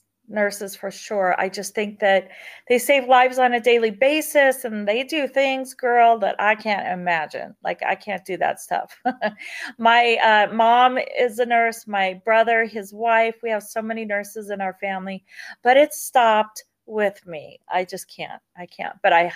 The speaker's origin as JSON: {"language": "English", "region": "California", "country": "United States", "tie": "born or raised there", "also_born_or_lived": "South Carolina / Germany", "said": "My dad was in the Air Force, and I was born in South Carolina, and we moved to Germany for a while, and then we landed in Southern California. And I grew up in the hood."}